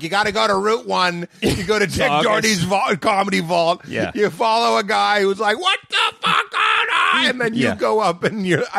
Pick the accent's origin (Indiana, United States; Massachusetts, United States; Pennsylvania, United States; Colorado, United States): Massachusetts, United States; Lexington; Did you feel like coming up in Boston, growing up in Boston, as I did